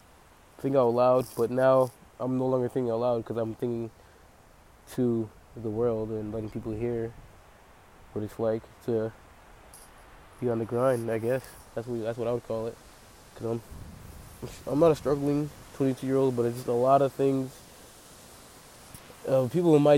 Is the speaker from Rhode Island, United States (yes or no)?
yes; Pawtucket, Rhode Island, United States; I'm from Pawtucket, Rhode Island